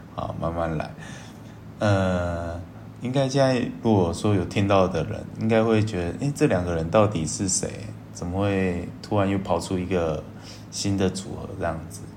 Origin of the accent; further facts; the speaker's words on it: Taiwan; 我是台湾人，然后我的英文超烂